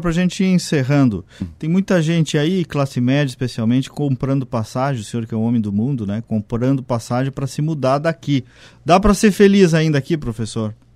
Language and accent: Portuguese; Casca, Rio Grande do Sul, Brazil; also born or lived in Porto Alegre metropolitan region; now in Porto Alegre, Brazil; vim de Casca lá, né? Um município com 8 mil habitantes